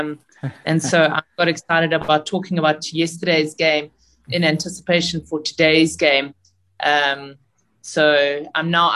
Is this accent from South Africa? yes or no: yes; South Africa; as a South African hockey player